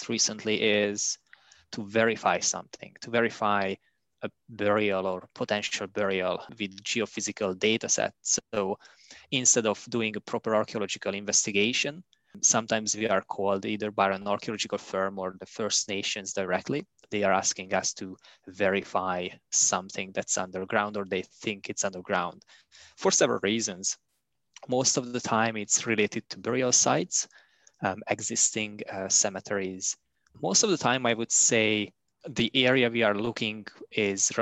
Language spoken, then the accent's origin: English; Hungary; moved away as an adult; also born or lived in Budapest, Hungary; now in Canada; By trade, I'm a geophysicist from Hungary. I finished my university studies in Budapest